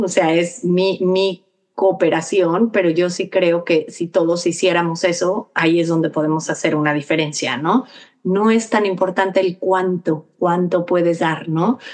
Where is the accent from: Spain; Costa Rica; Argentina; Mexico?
Mexico; also born or lived in New York; now in Texas, United States; nosotros también como mexicanos viviendo aquí